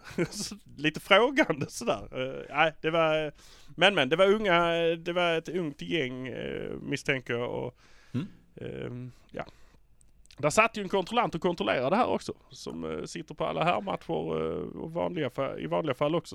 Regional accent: Malmö, Skåne, Sweden; vi är från Malmö

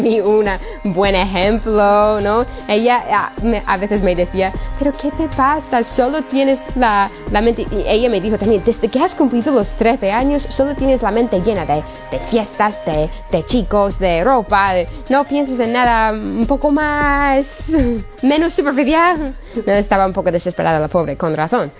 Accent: United States; moved away; soy de Estados Unidos.

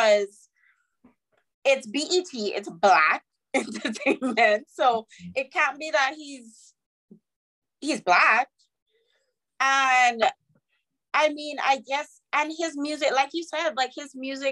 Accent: St. Vincent & Grenadines; moved away as an adult; also born or lived in Virginia, United States; I'm from St. Vincent, right? Yes. We grew up in the Caribbean

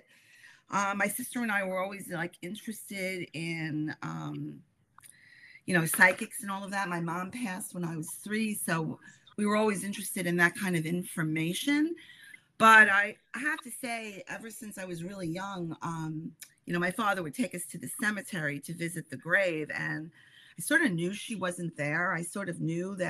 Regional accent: New York City, New York, United States; also born or lived in Bronx / Queens / Long Island; So I've always lived in New York. I was born in the Bronx. And I've pretty much, and then I moved to another borough in New York called Queens. And now I live in Long Island.

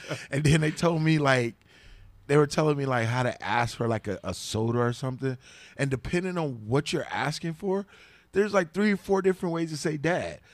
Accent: the South, United States; I'm from the South too

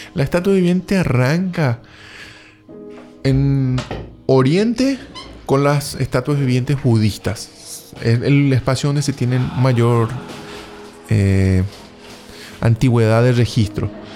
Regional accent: Paraguay; moved away; soy nacido en Paraguay

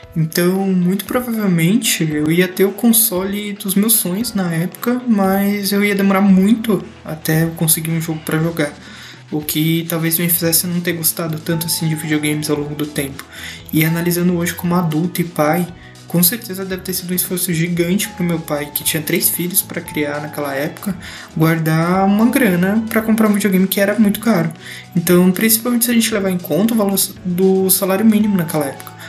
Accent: São Paulo, Brazil; Eu sou de São Paulo

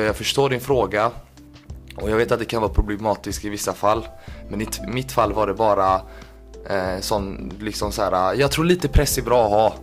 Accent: Kalmar, Kalmar County, Sweden; moved away as an adult; now in Gothenburg, Sweden; född och uppvuxen i Kalmar

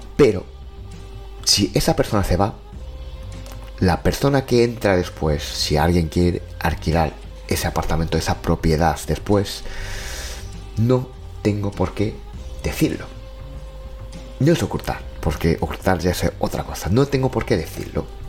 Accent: Japan; now in Spain; soy de Japón

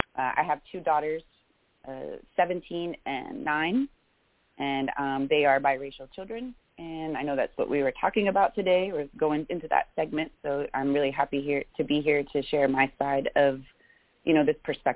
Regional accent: West Palm Beach, Florida, United States; I am originally from South Florida. I was born and raised about in West Palm Beach, so about 2 hours north of Miami, very diverse upbringing, which I love.

